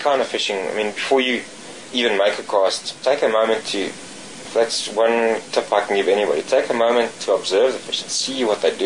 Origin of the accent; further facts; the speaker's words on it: South Africa; also born or lived in Cape; growing up on the Vaal and really learning and on the small rivers in the Cape and the Vaal